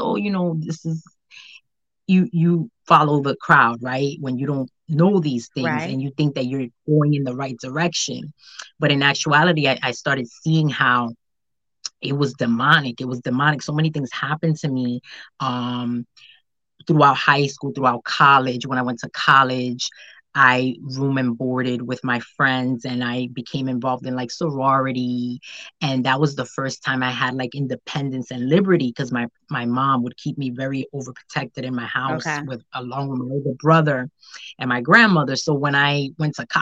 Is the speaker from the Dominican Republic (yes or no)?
yes; Dominican Republic; also born or lived in Haiti; I'm from the Dominican Republic and my family's also from Haiti.